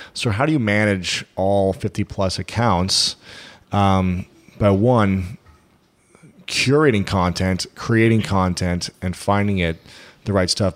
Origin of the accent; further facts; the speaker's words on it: Ohio, United States; I'm from Ohio.